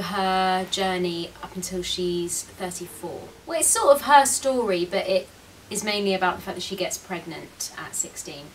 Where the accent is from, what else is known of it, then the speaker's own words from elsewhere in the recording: London, United Kingdom; I'm from London